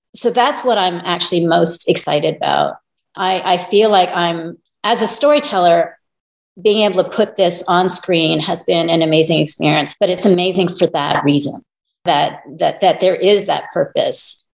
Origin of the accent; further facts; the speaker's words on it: Toronto, Ontario, Canada; now in Los Angeles, United States; I am Chinese Canadian. I'm actually from Toronto.